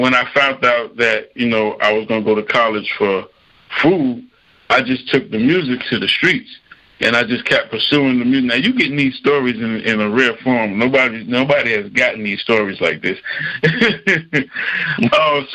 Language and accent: English; New York City, New York, United States; moved away; also born or lived in North Carolina; growing up in New York City, you know, my dad, you know, was a multi-talented guy